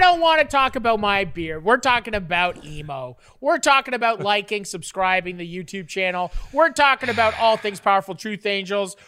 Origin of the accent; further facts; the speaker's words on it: Canada; I'm a Canadian